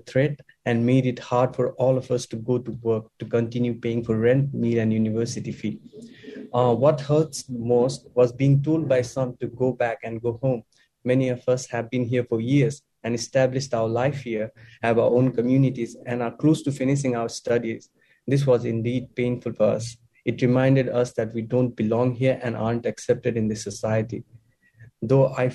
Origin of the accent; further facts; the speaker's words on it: Nepal; moved away as an adult; now in Australia; I'm a proud follower of Hinduism and a member of Nepalese community here in Australia.